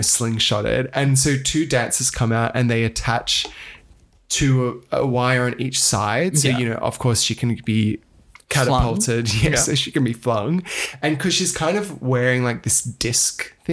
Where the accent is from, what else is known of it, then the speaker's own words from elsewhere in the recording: Australia; As an Australian